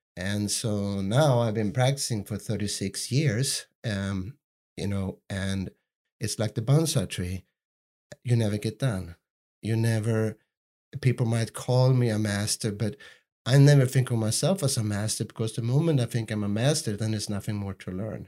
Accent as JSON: {"language": "English", "country": "Sweden", "tie": "born or raised there", "said": "I grew up in Sweden"}